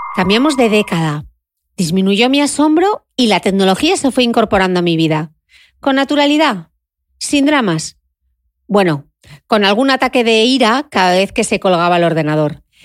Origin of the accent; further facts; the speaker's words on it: Gijón, Asturias, Spain; Crecí en el Instituto de Belleza de mi madre y de mi tía en Gijón